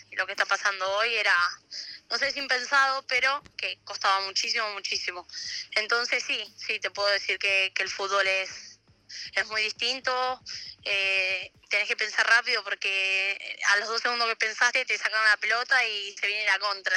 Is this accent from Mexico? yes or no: no; Argentina; moved away as an adult; now in Italy; en Argentina lo hice, crecí, jugué muchos años acá